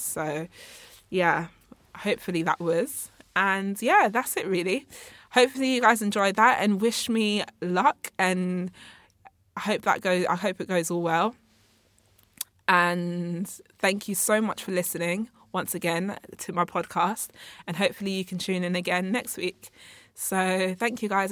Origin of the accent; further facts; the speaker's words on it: England, United Kingdom; also born or lived in Congo; I was born in Congo, uh, but I was raised up here in, in England. I actually came here when I was, like, eighteen months old.